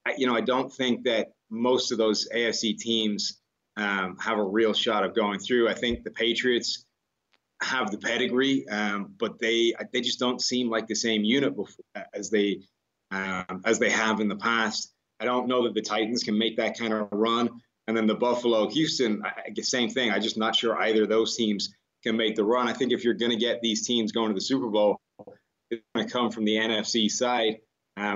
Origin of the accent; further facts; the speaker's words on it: Ireland; now in United States; I come from Ireland where it's not as strong a tipping culture, right? We don't tip for that many things.